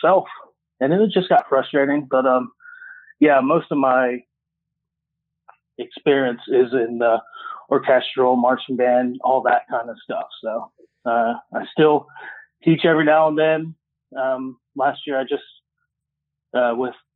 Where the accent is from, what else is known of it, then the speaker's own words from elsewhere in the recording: Central Florida, United States; moved away as an adult; also born or lived in Australia / New Zealand / Key Largo; I'm from Central Florida. After a couple years of traveling, I have moved back to Central Florida